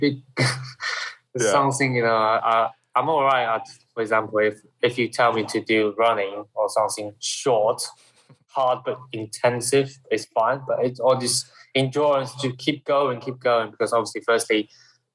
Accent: Shanghai, China; now in United Kingdom; where I'm coming from Shanghai area, and in China

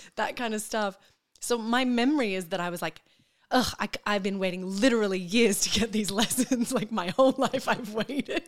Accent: Brisbane, Queensland, Australia; born or raised there; moved away as an adult; also born or lived in Perth; now in Melbourne, Australia

